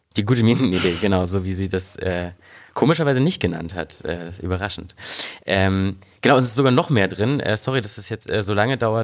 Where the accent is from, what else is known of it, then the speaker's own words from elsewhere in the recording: East Germany, Germany; now in Berlin, Germany; ich komme ja äh, ursprünglich aus Ostdeutschland